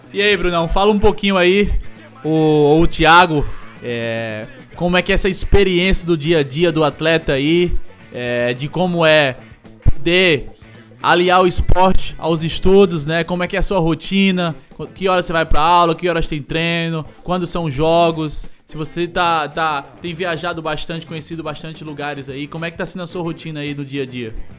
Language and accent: Portuguese; Northeast Region, Brazil; mais pessoas da nossa cidade, do Nordeste do Brasil